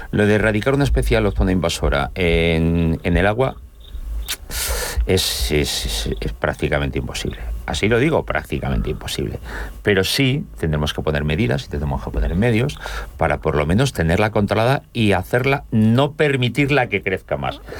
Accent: Seville, Andalusia, Spain; also born or lived in Cádiz; sevillano, pero estoy en la linde.

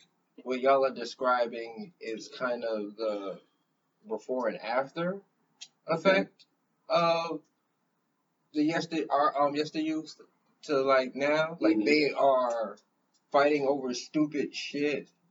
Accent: Boston, Massachusetts, United States; back when I was young, I had to defend Roxbury

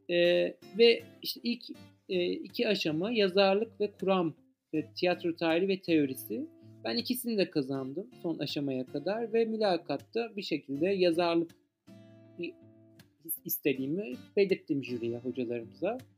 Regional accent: Ankara, Turkey; E, özellikle işte ben doğma büyüme Ankaralıyım bu arada ve eski bir Bilkentliyim de.

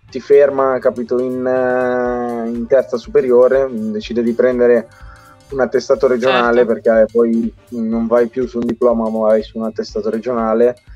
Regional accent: Italy; noi abbiamo una fortuna allucinante essere nati e cresciuti in Italia perché noi siamo cresciuti in quell'80-20

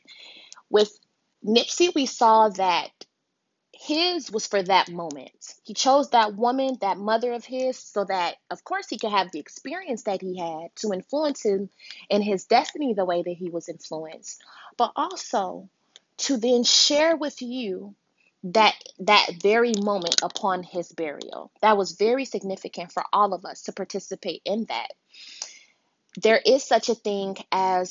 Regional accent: United States; a first generation born in America, Nigerian, Yoruba

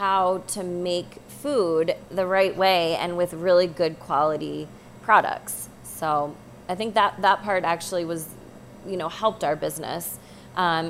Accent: Phoenix, Arizona, United States; I was born and raised in Arizona. Not that there's not farms there, but I grew up in Phoenix

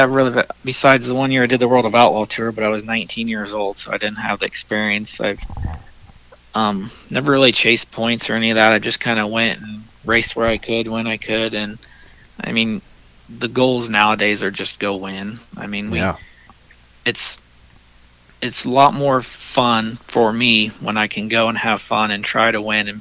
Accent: Indiana, United States; it's my home state

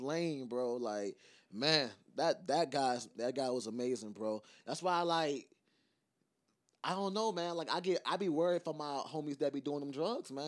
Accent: Savannah, Georgia, United States; I'm from Savannah

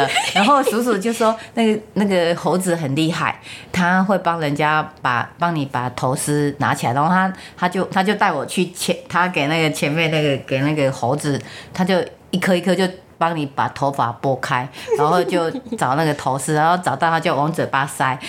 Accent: Changhua County, Taiwan; 我是彰化县人，

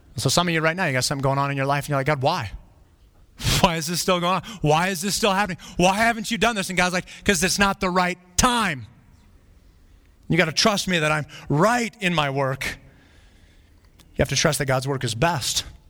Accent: Flagstaff, Arizona, United States; When I was growing up, I grew up in Flagstaff, Arizona

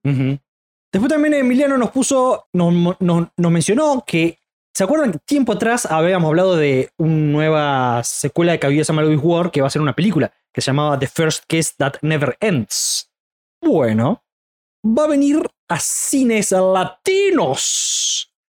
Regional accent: Córdoba, Argentina; Ese y yo somos de Córdoba

